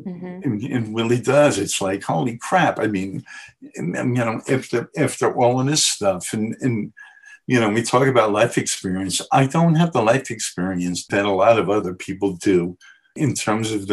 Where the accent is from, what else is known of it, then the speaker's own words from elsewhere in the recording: New York City, New York, United States; I grew up in the Bronx, so we used to have that on every street corner, what they call doo-wop.